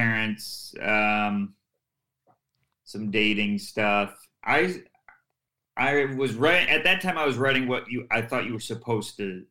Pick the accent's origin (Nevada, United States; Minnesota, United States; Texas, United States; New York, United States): New York, United States; Syracuse; And then a club opened in my hometown, Syracuse Funny Bone.